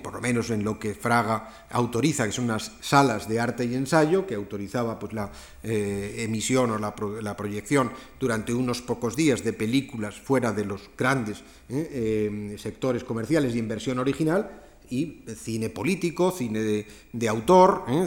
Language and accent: Spanish; San Sebastián, Basque Country, Spain; mi ciudad natal, pero bueno, el Festival de Cine de San Sebastián